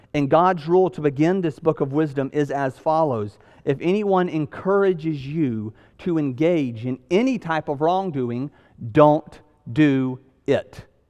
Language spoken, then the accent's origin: English; the South, United States; I'm from the South